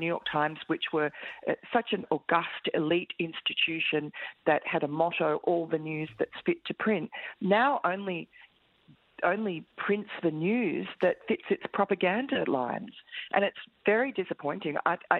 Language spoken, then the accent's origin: English; Tokyo, Japan; I was actually born here, and I grew up in Tokyo and went to university here.